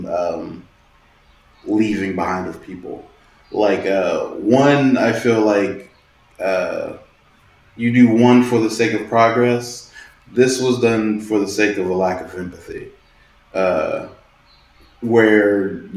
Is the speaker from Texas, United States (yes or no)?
no; Stone Mountain, Georgia, United States; I'm from Stone Mountain